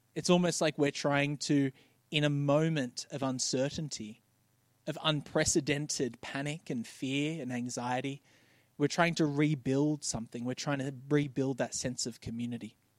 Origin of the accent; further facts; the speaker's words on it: Bankstown, New South Wales, Australia; I grew up in Bankstown